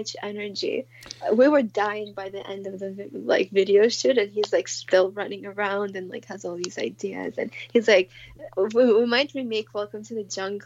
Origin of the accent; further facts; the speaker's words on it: Moscow, Russia; moved away; I grew up in Moscow, so it's, like, part of the culture